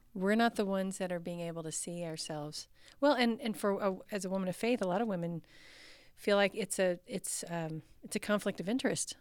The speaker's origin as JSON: {"language": "English", "region": "Texas", "country": "United States", "tie": "born or raised there", "said": "I grew up in the South. I grew up in Texas"}